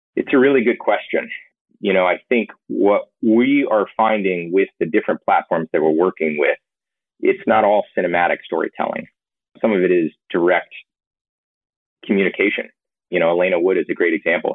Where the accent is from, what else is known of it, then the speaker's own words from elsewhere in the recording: Georgia, United States; I grew up in Georgia.